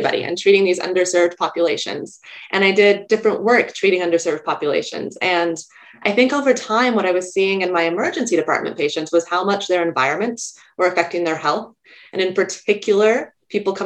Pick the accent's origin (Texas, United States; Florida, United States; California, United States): California, United States; moved away as an adult; also born or lived in New York; I grew up in California and I was in college at UC Berkeley